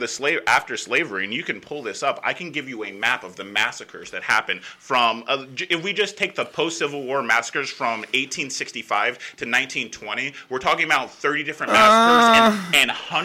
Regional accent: United States; I grew up in America

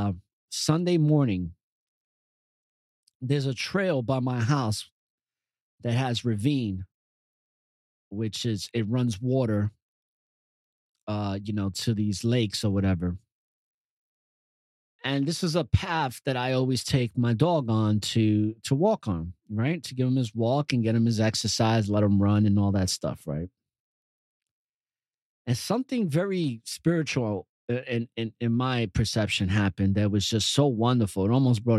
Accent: New York City, New York, United States; also born or lived in Yonkers / New Windsor; growing up in New York City

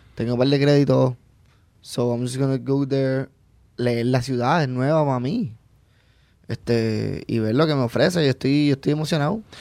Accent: Puerto Rico; moved away as an adult; also born or lived in Orlando, United States; me fui de Puerto Rico a Estados Unidos para trabajar en Disney

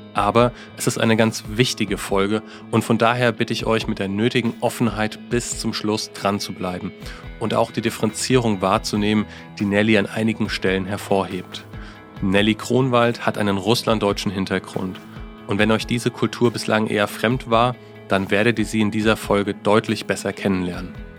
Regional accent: Germany; Ich als Deutscher

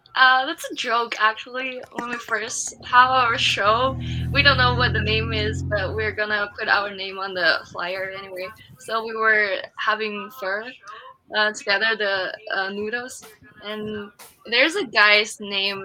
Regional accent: Lanzhou, Gansu, China; English is a second language; moved away as an adult; also born or lived in Glendale, California; now in Irvine, United States; from Lanzhou, China, in the northwest

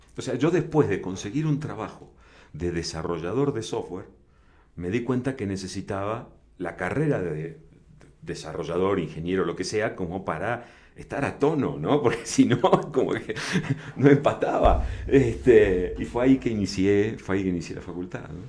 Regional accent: Argentina; also born or lived in Buenos Aires / La Plata; now in Mexico; soy argentino

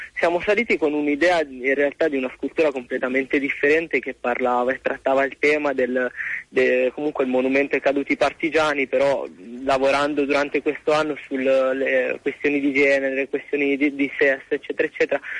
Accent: Massa, Tuscany, Italy; io sono di Massa

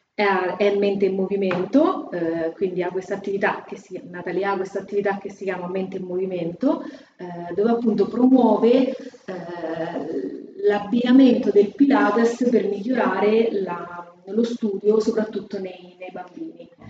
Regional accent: Fabriano, Marche, Italy; accent: Fabriano; moved away as an adult; non so se si sente ma sono di Fabriano, l'accento non manca. E, ehm, io sono nata a Fabriano

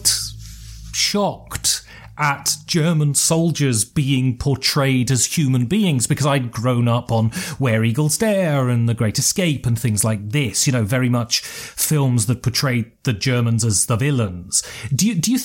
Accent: United Kingdom; I was brought up in Britain on sort of British history

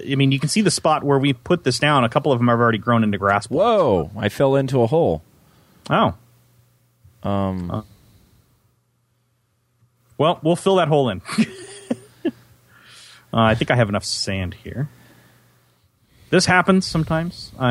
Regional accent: Central Valley of California, United States; I grew up in the Central Valley

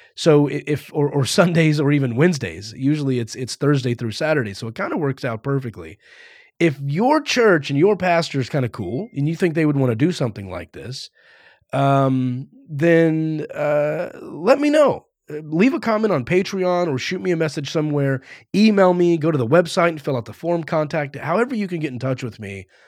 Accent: Fort Worth, Texas, United States; moved away as an adult; now in Los Angeles, United States; I grew up in, uh, Fort Worth, Texas.

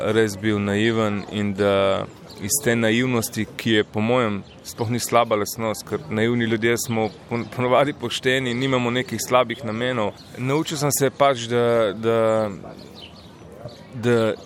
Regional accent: Slovenia; Slovenci smo kot narod

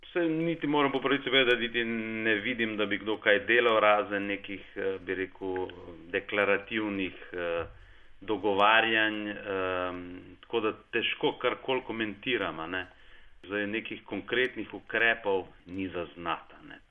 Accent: Slovenia; smo Slovenci

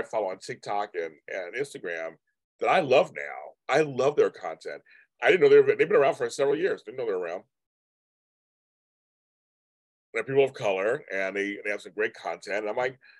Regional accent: California, United States; I'm from California

